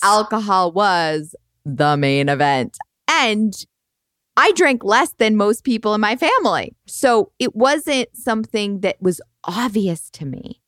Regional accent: Boston, Massachusetts, United States; now in California, United States; I grew up in Boston

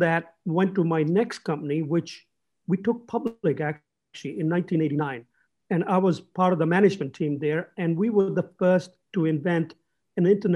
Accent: England, United Kingdom; I grew up in England

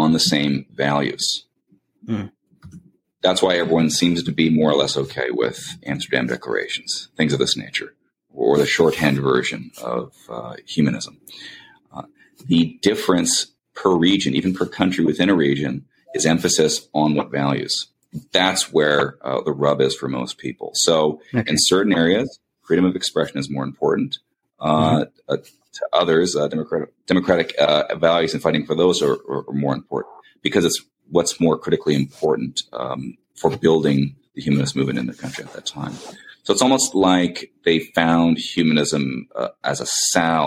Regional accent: Langley, British Columbia, Canada; the area I grew up in was in Langley, British Columbia, Canada, in particular Fort Langley.

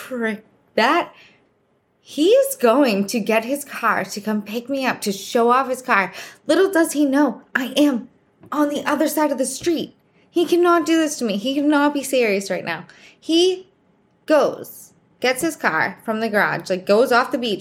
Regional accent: Boston, Massachusetts, United States; accent: Boston; I'm from Boston. So if you notice my accent, that's where it's from

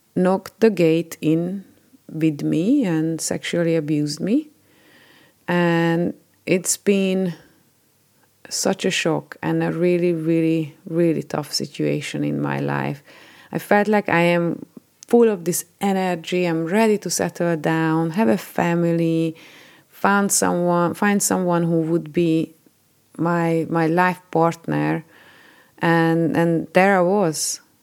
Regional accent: Hungary; moved away as an adult; I was born in Hungary and, uh, lived there till I was twenty-nine

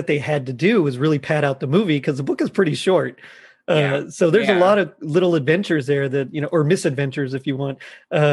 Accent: South Texas, United States; moved away; I'm from South Texas originally

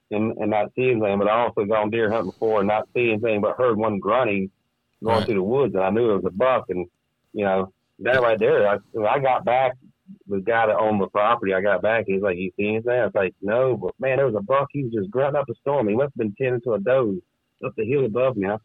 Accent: the South, United States; growing up in the South, as soon as your parents felt you were, I guess, mature enough to carry a gun

